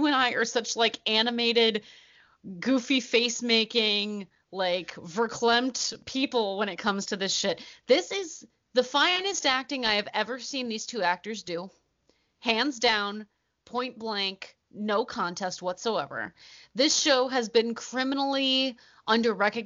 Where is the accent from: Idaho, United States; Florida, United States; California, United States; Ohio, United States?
Ohio, United States; We're from Ohio.